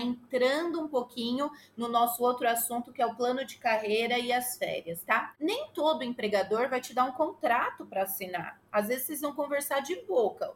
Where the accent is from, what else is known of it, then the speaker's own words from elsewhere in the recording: Santa Isabel, São Paulo, Brazil; now in United States; eu sou de São Paulo, ah, especificamente de uma cidadezinha da grande São Paulo chamada Santa Isabel.